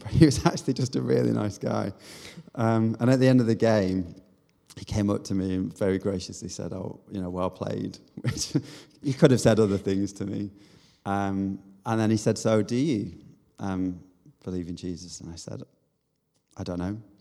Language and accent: English; Manchester, North West England, United Kingdom; moved away; also born or lived in South Korea / Bath; I'm from Manchester originally, or just outside Manchester.